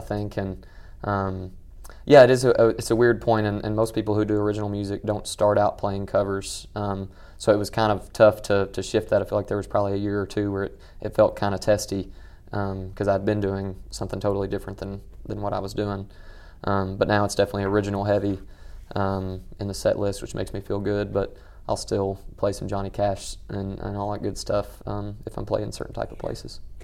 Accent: Western Kentucky, United States; growing up in Western Kentucky

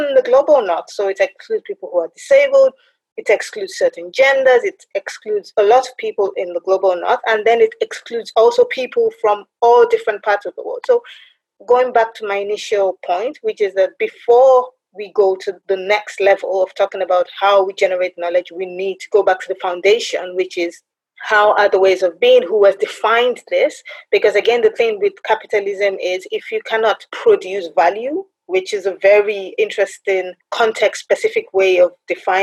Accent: Nigeria; I'm Nigerian in origin

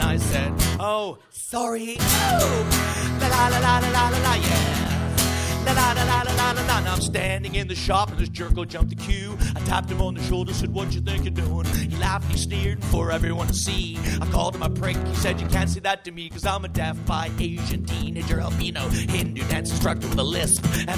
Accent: Canada; I am Canadian.

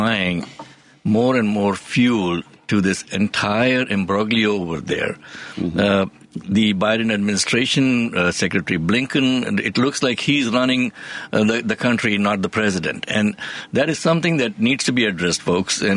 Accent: United States; As an American

